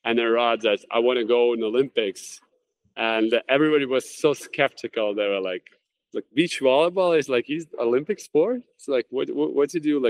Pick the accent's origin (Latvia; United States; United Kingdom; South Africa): Latvia; Jurmala; training camps in basketball in my hometown in Jurmala.